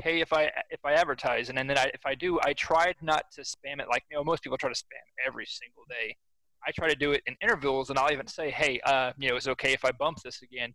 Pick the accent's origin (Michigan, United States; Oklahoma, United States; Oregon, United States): Oklahoma, United States; I'm kind of stuck in my home state